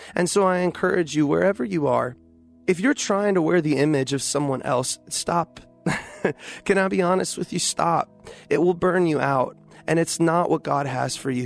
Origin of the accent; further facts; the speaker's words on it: Houston, Texas, United States; I grew up in Houston